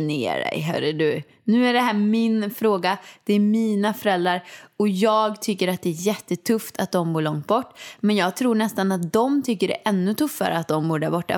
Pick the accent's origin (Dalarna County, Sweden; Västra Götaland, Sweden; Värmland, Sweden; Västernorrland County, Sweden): Västra Götaland, Sweden; Åmål; moved away as an adult; now in Stockholm, Sweden; jag kommer inte flytta hem till Åmål